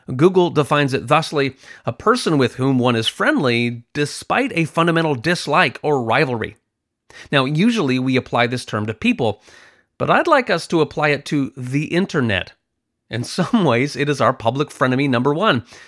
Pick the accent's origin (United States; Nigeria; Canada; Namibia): Canada; I'm from Canada, so there is a lot of snow and ice